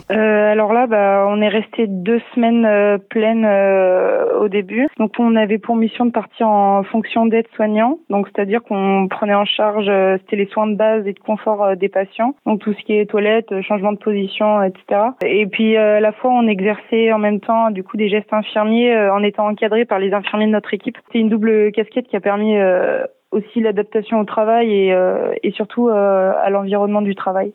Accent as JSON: {"language": "French", "town": "Lyon", "region": "Auvergne-Rhône-Alpes", "country": "France", "said": "je suis de Lyon"}